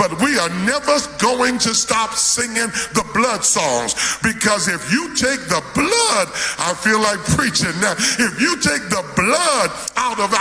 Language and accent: English; New York, United States; I grew up in New York